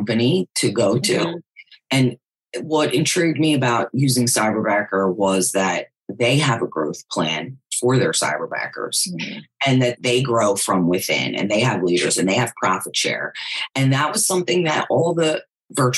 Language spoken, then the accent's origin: English; Philadelphia, Pennsylvania, United States; moved away; also born or lived in Jersey Shore, New Jersey; I'm originally from Philadelphia